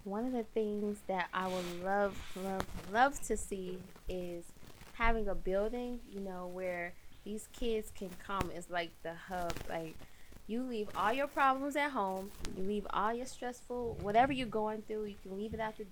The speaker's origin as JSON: {"language": "English", "town": "Chicago", "region": "Illinois", "country": "United States", "tie": "born or raised there", "said": "growing up in Chicago, just seeing the kids on the streets"}